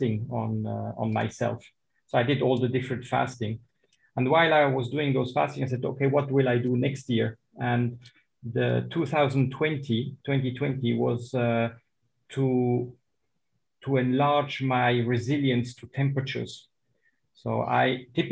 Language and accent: English; Switzerland; now in Dubai, United Arab Emirates; I was born in Switzerland